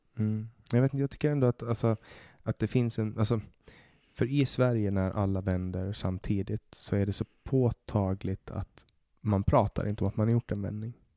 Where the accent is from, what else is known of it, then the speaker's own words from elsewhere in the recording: Åland, Finland; now in Sweden; jag är äh, ålänning, men jag har finskt pass